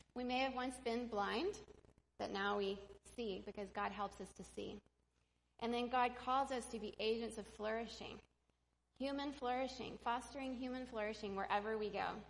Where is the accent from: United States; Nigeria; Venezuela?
Venezuela; moved away; the church I grew up in in Venezuela